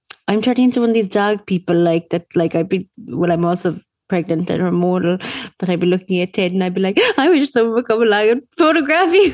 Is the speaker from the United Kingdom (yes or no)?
no; Ireland; as Irish people